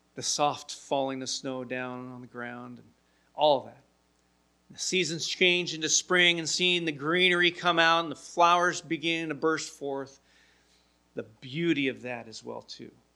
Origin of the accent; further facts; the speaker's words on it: Milwaukee, Wisconsin, United States; also born or lived in Portland; I remember as a young kid when we moved here to Milwaukee from Portland, my stepfather and my mom found a house in an uh, area near Linwood Elementary School. Lived in the neighborhood there and got there when I was third in, starting third grade.